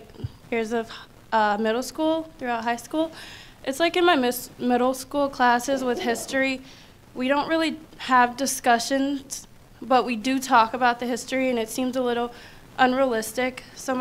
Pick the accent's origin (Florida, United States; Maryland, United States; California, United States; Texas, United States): Texas, United States; Beaumont; Okay. I'm from Beaumont.